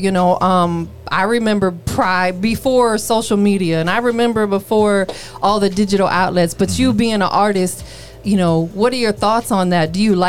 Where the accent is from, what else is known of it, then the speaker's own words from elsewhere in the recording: Florida, United States; moved away as an adult; Because like, even though I live here now, I spent 39 years of my life growing up in Florida. So I'm just Florida to heart, man.